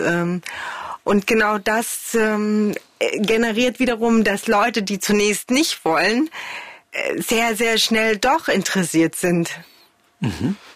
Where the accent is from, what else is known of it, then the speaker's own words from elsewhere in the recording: Chemnitz, Saxony, Germany; moved away as an adult; also born or lived in Glauchau / Paris / Hamburg / Berlin; ich bin in Karl-Marx-Stadt groß geworden